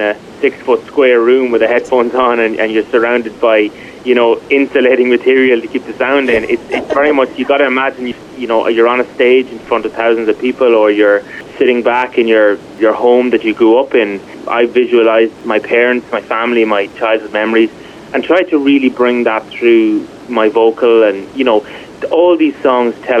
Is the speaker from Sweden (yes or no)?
no; Ireland; growing up in Ireland